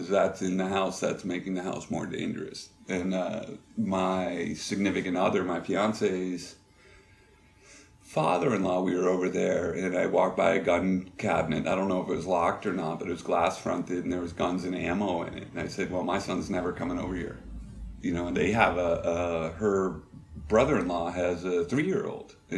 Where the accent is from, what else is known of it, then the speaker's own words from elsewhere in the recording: New Hampshire, United States; moved away as an adult; growing up in New Hampshire